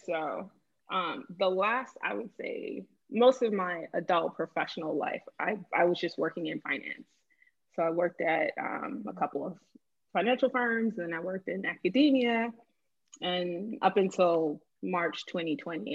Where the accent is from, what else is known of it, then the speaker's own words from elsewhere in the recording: Boston, Massachusetts, United States; moved away as an adult; also born or lived in Miami, Florida; now in Lisbon, Portugal; I'm originally from Boston, Massachusetts, was born in Miami, Florida. My parents are from Haiti